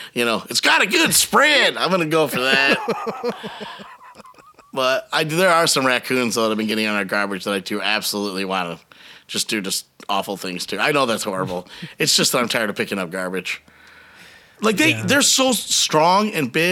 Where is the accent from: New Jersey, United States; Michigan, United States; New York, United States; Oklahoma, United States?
Michigan, United States; also born or lived in Biloxi, Mississippi; as a Michigander, I just really never fit in as a Michigander. I grew up in Biloxi, Mississippi from age 4 to 10. Mm-hmm. And that probably had more impact on me than living in Michigan the rest of my life almost